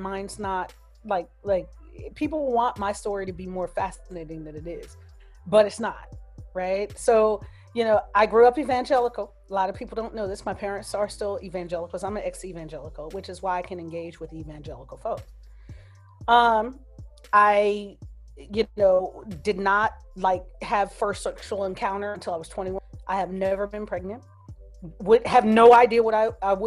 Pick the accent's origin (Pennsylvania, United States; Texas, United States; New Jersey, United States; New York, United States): New Jersey, United States; moved away as an adult; now in California, United States; I grew up in Jersey, and I've lived in California way longer than I ever lived in Jersey. I left when I was 21